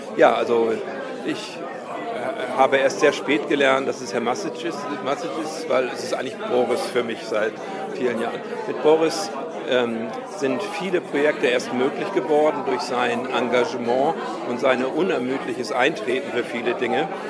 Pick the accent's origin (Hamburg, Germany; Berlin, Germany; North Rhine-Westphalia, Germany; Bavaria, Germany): Hamburg, Germany; Ich bin heute aus Deutschland angereist, gebürtig aus Hamburg